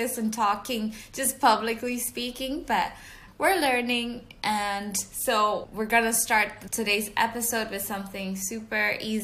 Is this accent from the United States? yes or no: no; Jakarta, Indonesia; moved away as an adult; now in London, United Kingdom; we both just moved to London. I was from Jakarta, Indonesia